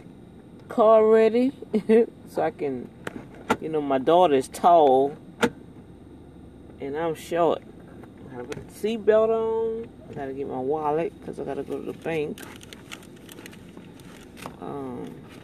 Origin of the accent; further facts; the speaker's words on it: New Orleans, Louisiana, United States; I'm originally from the East Bank